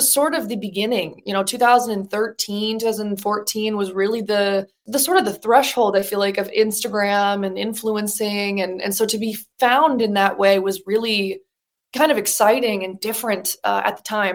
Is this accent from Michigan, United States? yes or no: yes; Birmingham, Michigan, United States; moved away as an adult; also born or lived in New York City; I was originally from Birmingham, Michigan. I did community theater, musical theater in my hometown my entire childhood